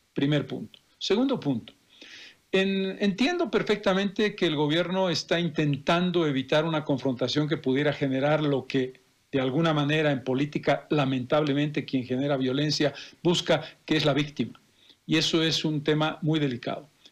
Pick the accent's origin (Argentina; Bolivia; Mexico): Bolivia; como bolivianos